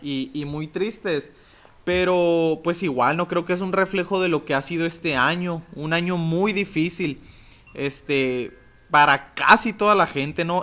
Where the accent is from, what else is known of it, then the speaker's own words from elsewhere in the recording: Mexico; nosotros somos mexicanos